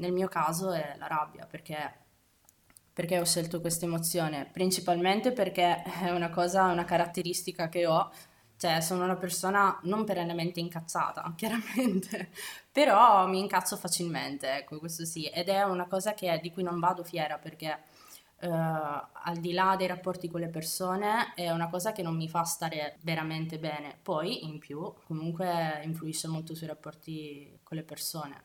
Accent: Abruzzo, Italy; moved away as an adult; Io vivo qui eh, in realtà da un annetto, sono abruzzese, mi sono trasferita con il mio ragazzo

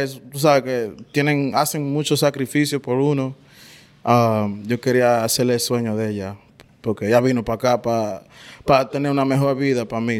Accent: New York, United States; now in Naples, United States; yo soy de Nueva York, nací en, el Bronx, pero mis padres son dominicanos.

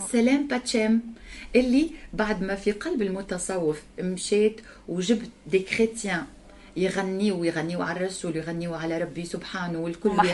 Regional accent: Tunisia; كنت انا من تونس

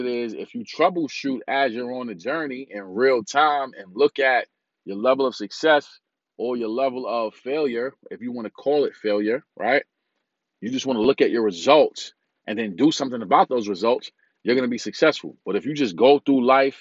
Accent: New York City, New York, United States; I'm from Brooklyn, New York.

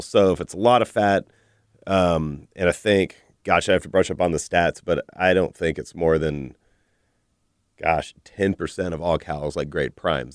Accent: Texas, United States; I'm a Texan.

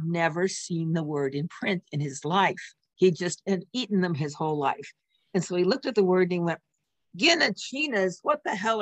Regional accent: the Northwest, Pacific Northwest, United States; growing up in the Northwest

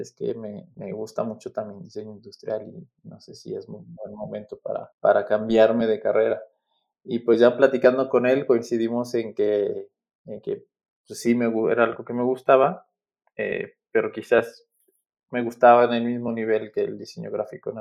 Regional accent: Aguascalientes, Mexico; also born or lived in Mexico City; Yo crecí en la ciudad de Aguascalientes, estudié en la Universidad Autónoma de Aguascalientes, pues toda mi formación fue allá, ¿no? Yo, yo nací en la Ciudad de México, pero desde muy niño eh, nos mudamos a, vivir a la ciudad de Aguascalientes

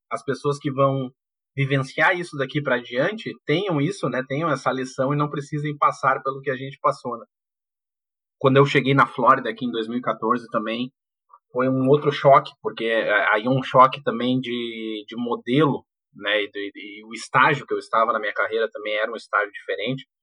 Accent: Porto Alegre, Rio Grande do Sul, Brazil; moved away as an adult; eu nasci no, em Porto Alegre, cri, me criei em Porto Alegre e, e, e, até então eu tinha aí, sei lá, em torno de 20, um pouco, um pouco mais de 20 anos de idade. Eu eu fui para a Inglaterra, primeira vez que eu tinha saído do país

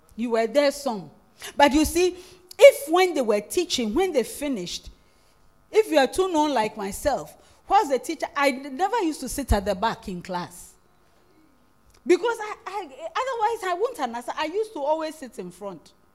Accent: Winneba, Central Region, Ghana; English is a second language; I'm originally a Futu. I come from Winneba

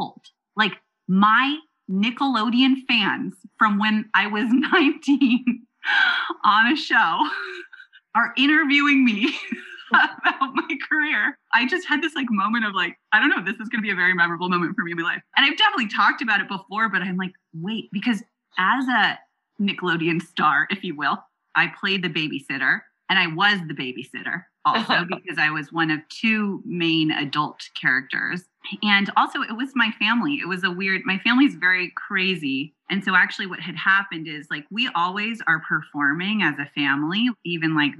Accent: Silicon Valley, California, United States; grew up in Silicon Valley. I am a fourth generation venture capitalist

